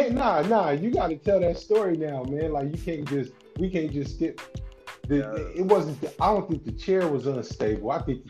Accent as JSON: {"language": "English", "town": "Foster City", "region": "California", "country": "United States", "tie": "born or raised there", "said": "I was coming from Foster City in San Mateo"}